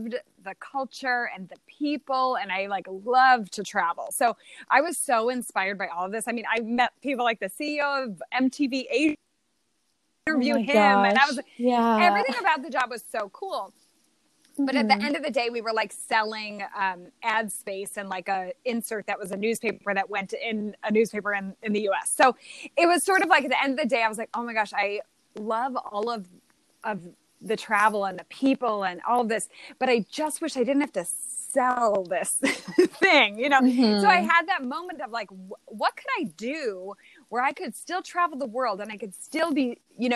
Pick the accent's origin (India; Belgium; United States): United States; Illinois; I'm from Illinois.